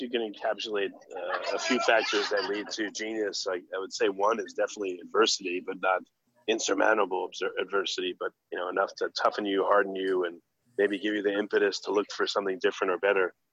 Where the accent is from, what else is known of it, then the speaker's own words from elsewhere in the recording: New York, United States; I grew up in New York